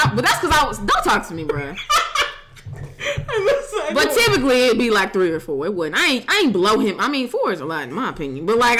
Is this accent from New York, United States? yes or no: no; St. Louis, Missouri, United States; I'm from the Lou and I'm proud.